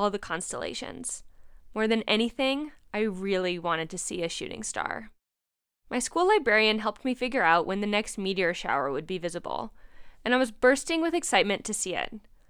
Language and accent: English; New Jersey, United States; moved away as an adult; also born or lived in Bishop, California / Berkeley, California; I was born and raised in New Jersey, just 15 miles east of the hustle and bustle of the Big Apple